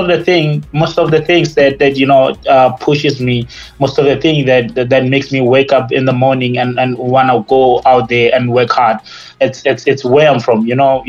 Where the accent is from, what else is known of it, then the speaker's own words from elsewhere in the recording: Limpopo, South Africa; and also the fact that, you know, we're from Limpopo, and you know, this is just unbelievable.